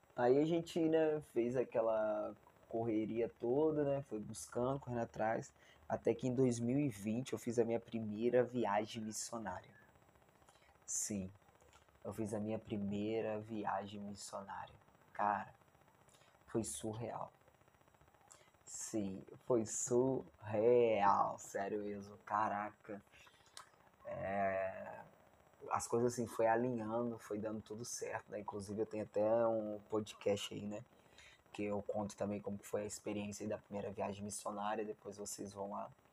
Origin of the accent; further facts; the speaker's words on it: Barra Mansa, Rio de Janeiro, Brazil; Eu moro em Barra Mansa, né, estado do Rio de Janeiro, né, sou fluminense